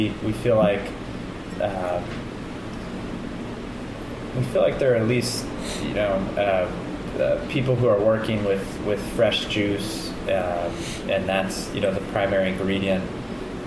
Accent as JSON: {"language": "English", "town": "Kansas City", "country": "United States", "moved": "yes", "lives_now": "Vermont, United States", "said": "I'm from Kansas City originally"}